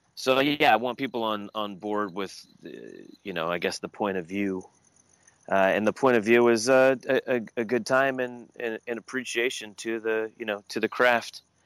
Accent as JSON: {"language": "English", "town": "Long Beach", "region": "California", "country": "United States", "tie": "born or raised there", "said": "I grew up in Southern California in Long Beach"}